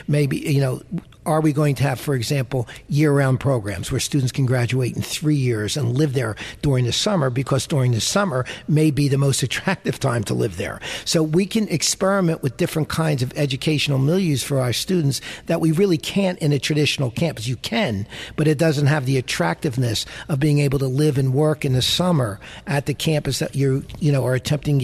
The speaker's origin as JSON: {"language": "English", "town": "Media", "region": "Pennsylvania", "country": "United States", "tie": "born or raised there", "also_born_or_lived": "Philadelphia, Pennsylvania", "said": "13th and Reed."}